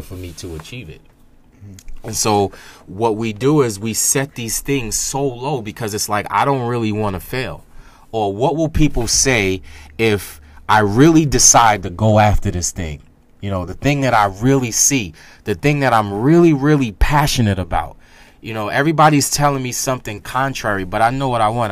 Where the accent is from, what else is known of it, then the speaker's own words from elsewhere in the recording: New York City, New York, United States; I grew up in Staten Island, New York, which is one of the forgotten boroughs that they like to call it